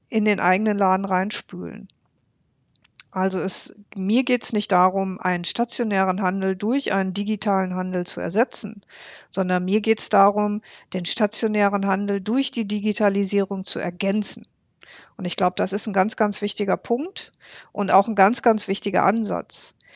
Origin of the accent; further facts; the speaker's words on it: Bocholt, North Rhine-Westphalia, Germany; wie zum Beispiel meine Heimatstadt Bocholt. Meine Heimatstadt Bocholt hat 71.113 Einwohner.